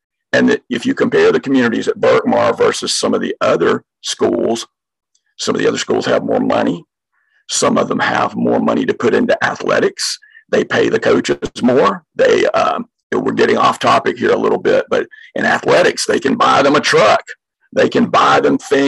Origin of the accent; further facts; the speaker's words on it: outside of Savannah, Georgia, United States; moved away as an adult; now in Gwinnett County, Georgia, United States; In my hometown, outside of Savannah